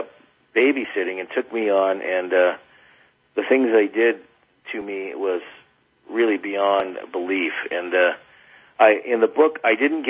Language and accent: English; Silicon Valley, Central California, United States; now in Mount Shasta, United States; When I grew up, the Silicon Valley was as idyllic a place, I think, as a kid could grow up